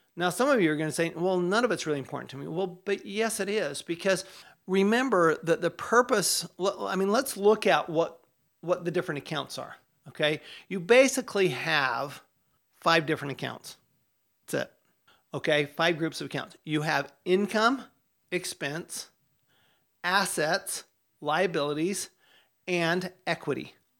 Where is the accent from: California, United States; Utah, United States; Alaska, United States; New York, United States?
Utah, United States; I grew up in Utah